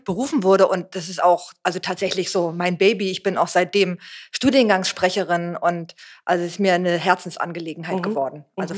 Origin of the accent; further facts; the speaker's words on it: Berlin, Germany; bin Berlinerin, habe damals in, an der HU studiert